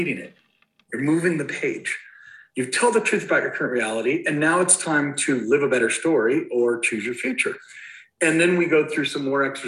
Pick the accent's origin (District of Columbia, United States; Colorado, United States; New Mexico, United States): Colorado, United States; Castle Rock; I'm from Denver, Colorado, or actually Castle Rock, Colorado, and I live in the neighborhood that I grew up